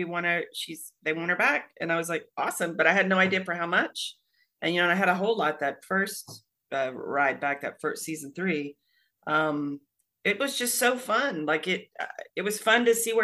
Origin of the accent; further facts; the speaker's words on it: Dallas, Texas, United States; I'm from Dallas